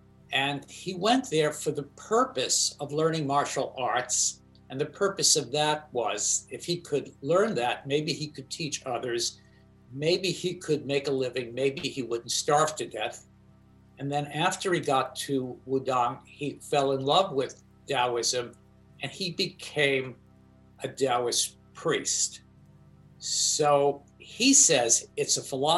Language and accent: English; China; English is a second language; I grew up in China. Amazingly poor village.